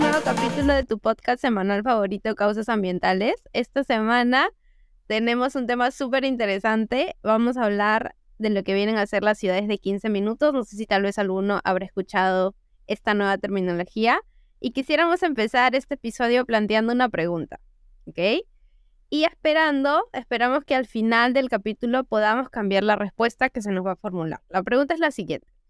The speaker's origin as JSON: {"language": "Spanish", "region": "Lima", "country": "Peru", "said": "nosotros somos de acá, de Lima, Perú"}